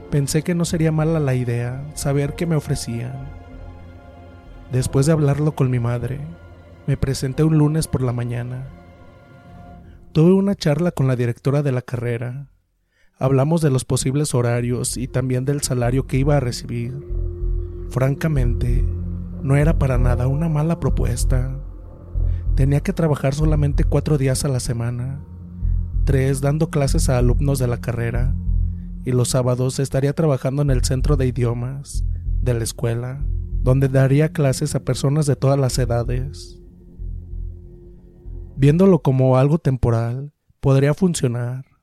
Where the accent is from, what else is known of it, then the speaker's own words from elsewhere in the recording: Guadalajara, Jalisco, Mexico; Soy originario de Guadalajara Nací y crecí ahí, pero la familia de mi mamá es del estado de Guerrero.